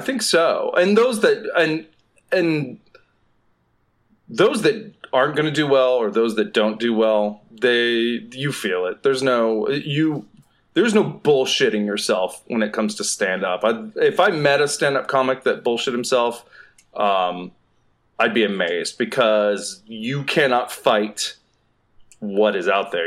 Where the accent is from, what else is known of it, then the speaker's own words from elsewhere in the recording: Southeast, United States; moved away as an adult; now in Los Angeles, United States; I'm from the Southeast